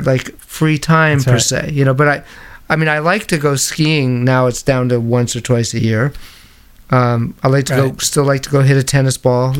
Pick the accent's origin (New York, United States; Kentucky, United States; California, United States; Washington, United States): New York, United States; growing up in New York, there were all these amazing movie houses and vintage movie houses